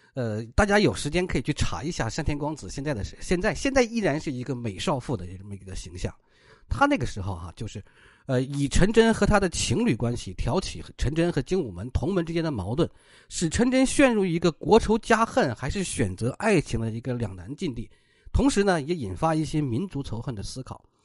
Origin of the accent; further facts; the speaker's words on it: Inner Mongolia, China; 我老家内蒙古